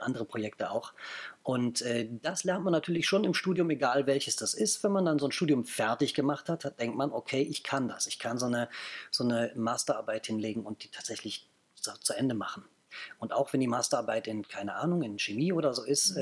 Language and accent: German; Bonn, North Rhine-Westphalia, Germany; now in Berlin, Germany; Ich bin gebürtiger Bonner